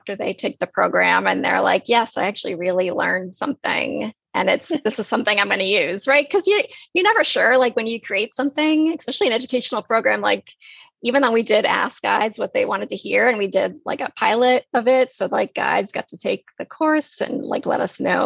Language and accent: English; New England, United States; moved away; I'm from New England originally.